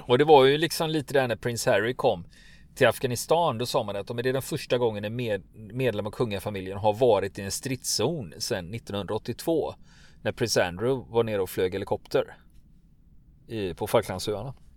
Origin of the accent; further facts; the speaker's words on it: Gothenburg, Västra Götaland, Sweden; jag som göteborgare